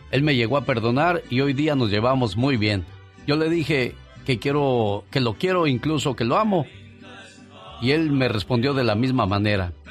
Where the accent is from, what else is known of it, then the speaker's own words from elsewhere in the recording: Guerrero, Mexico; also born or lived in Tijuana; now in Newark, United States; Me gusta escuchar tu transmisión. Soy mexicano del estado de Guerrero. Radiqué un rato en Tijuana, en donde te conocí, pero actualmente estoy en Newark, New Jersey.